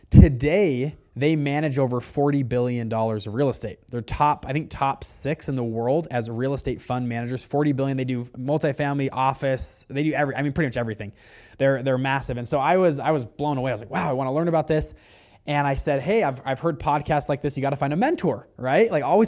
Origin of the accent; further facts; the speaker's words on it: Salt Lake City, Utah, United States; But I'm from Utah, Salt Lake City, Utah.